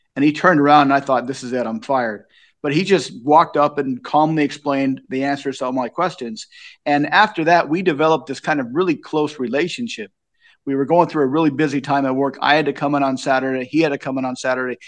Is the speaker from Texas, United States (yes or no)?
no; Long Beach, California, United States; moved away as an adult; also born or lived in Asia / Japan; now in Lincoln, Nebraska, United States; I was born in Long Beach in the sixties. I grew up during the seventies with all the inflation